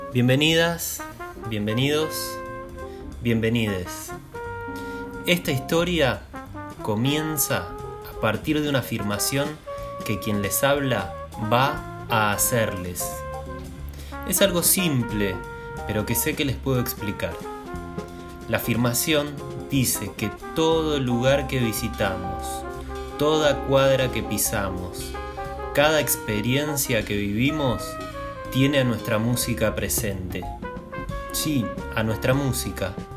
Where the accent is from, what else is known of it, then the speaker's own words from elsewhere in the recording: Moreno, Buenos Aires Province, Argentina; Yo soy de Moreno, primera estación de este ramal